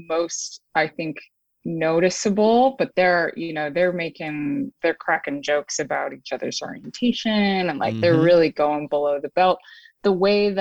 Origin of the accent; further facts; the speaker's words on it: Woodstock, New York, United States; I grew up in Woodstock, New York